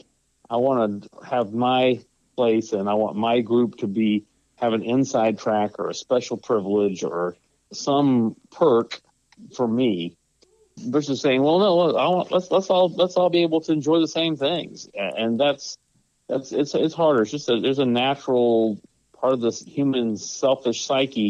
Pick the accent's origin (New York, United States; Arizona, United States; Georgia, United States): Georgia, United States; I happen to be from Georgia, and I love Georgia, and I'm a Georgia fan, okay? And I grew up in Georgia.